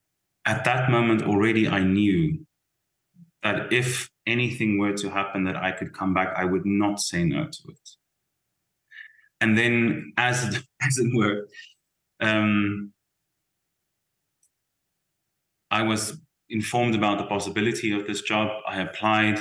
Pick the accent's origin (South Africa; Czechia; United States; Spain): South Africa; moved away as an adult; as a South African